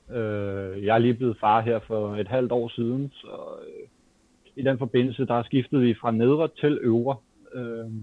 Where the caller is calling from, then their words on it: Capital Region of Denmark, Denmark; Jamen, øh, jeg kommer fra Nordvest.